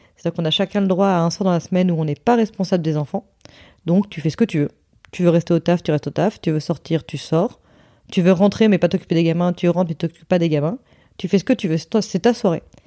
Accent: Hossegor, Nouvelle-Aquitaine, France; moved away; dans le sud-ouest chez moi à Osgore

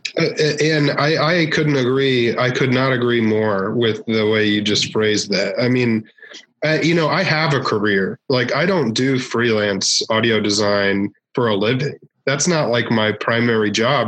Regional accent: Northern Virginia, United States; now in Tokyo, Japan; I, am from um, Washington D.C. Okay. Actually, like Northern Virginia, right outside D.C.

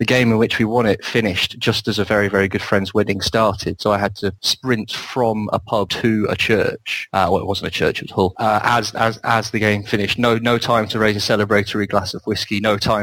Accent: Welsh, Wales, United Kingdom; I'm also Welsh

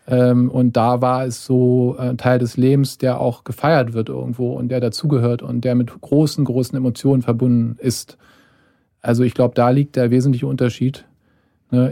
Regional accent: Germany; ich als Deutscher

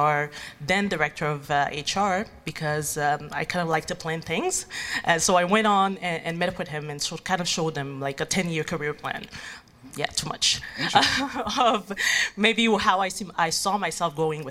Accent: Haiti; moved away as an adult; now in Montreal, Canada; I'm originally from Haiti

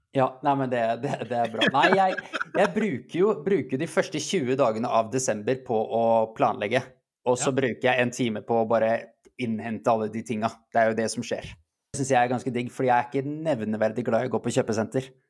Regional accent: Iceland; Jeg er islandsk

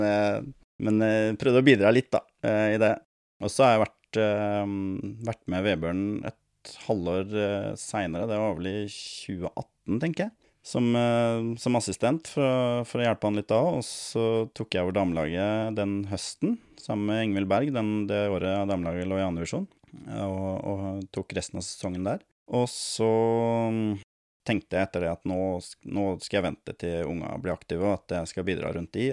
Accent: Lørenskog, Akershus, Norway; moved away as an adult; now in Surnadal, Norway; jeg er jo opprinnelig fra Lørenskog, da, rett utafor Oslo. Ehm, det er der jeg spilte min barnefotball og ungdomsfotball

